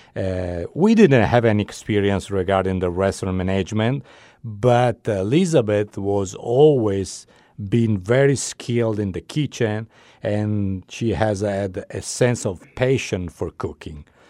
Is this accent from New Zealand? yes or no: no; Italy; English is a second language; moved away as an adult; now in Santa Barbara, United States; I'm Italian. I was born in Italy, and I moved here to Santa Barbara six years ago